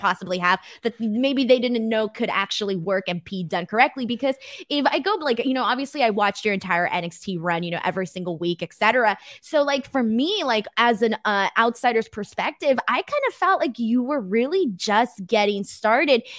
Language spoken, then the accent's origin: English; Los Angeles, California, United States; I'm from Los Angeles